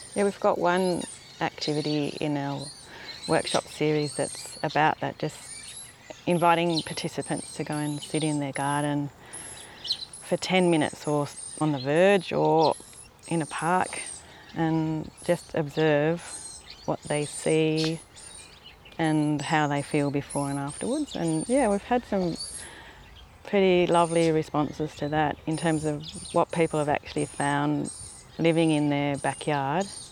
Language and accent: English; New England tableland, New South Wales, Australia; moved away; I come from New South Wales and on the New England tableland